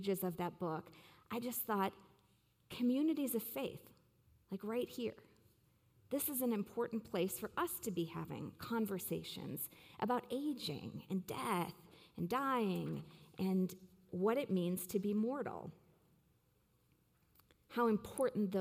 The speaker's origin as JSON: {"language": "English", "town": "Waukesha", "region": "Wisconsin", "country": "United States", "tie": "born or raised there", "said": "the Virginia Nursing Home in Waukesha, Wisconsin, my hometown."}